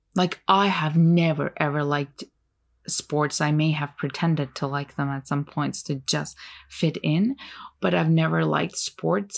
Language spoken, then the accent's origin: English; Turkey; first language Turkish; English is a second language; moved away; also born or lived in Ontario, Canada; I grew up in Turkey